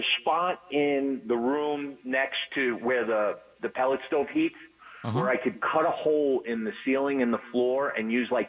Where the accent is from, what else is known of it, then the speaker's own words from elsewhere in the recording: New York, United States; moved away; I grew up in New York, so I'm a Giant fan